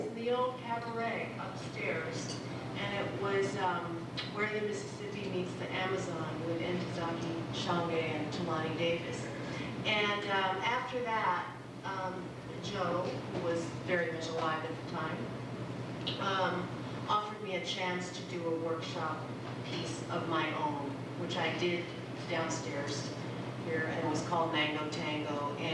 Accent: Philippines; moved away; growing up in the Philippines

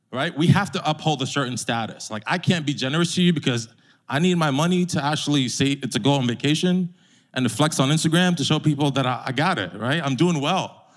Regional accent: New York, United States; As a New Yorker

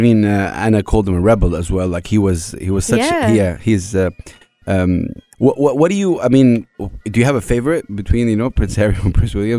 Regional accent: Saudi Arabia; I'm from Saudi Arabia.

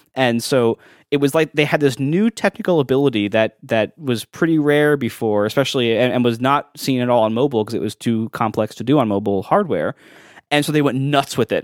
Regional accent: Columbus, Ohio, United States; now in New York, United States; growing up in Columbus.

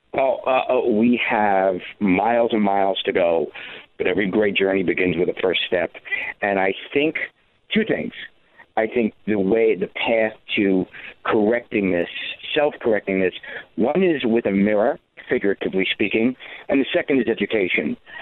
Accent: New York City, New York, United States; I grew up in the Bronx, uh, high crime area

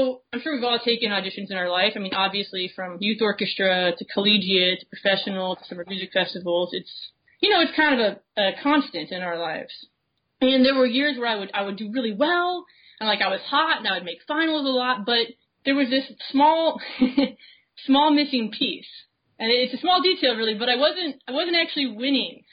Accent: Florida, United States; I grew up in Florida, and we have a lot of band programs in Florida

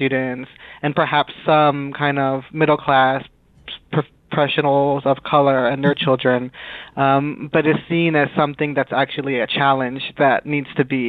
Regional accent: Philadelphia, Pennsylvania, United States; also born or lived in New York; So I was born and raised in Philadelphia. Mm-hmm. My mother is from Puerto Rico. My father was from Ecuador. And they met in New York and then moved to Philadelphia before I was born. Mm-hmm. So I grew up in Philadelphia.

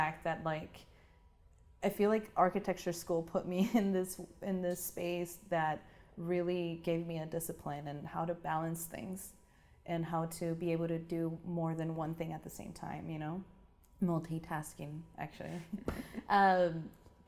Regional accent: Tijuana, Baja California, Mexico; moved away as an adult; now in San Diego, United States; But I grew up in Tijuana and lived in Tijuana my whole life

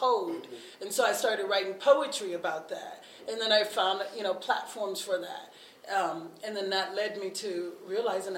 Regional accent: the South, United States; now in Twin Cities, United States; I grew up in the church and I grew up in the South

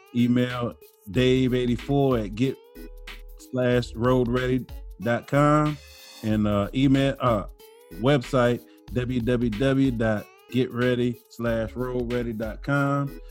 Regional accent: New Orleans, Louisiana, United States; I'm from New Orleans now

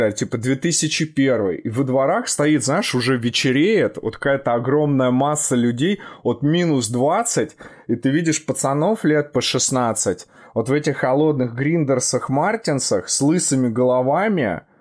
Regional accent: Krasnogorsk, Moscow Oblast, Russia; А мое детство проходило, а мое детство проходило в Московской области, если знаешь такой город Красногорск.

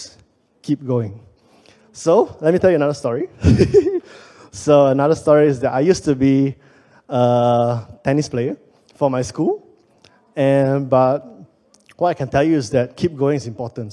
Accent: Penang, Malaysia; moved away as an adult; also born or lived in Kuala Lumpur, Malaysia; I'm originally from Penang, but I got a job in KL

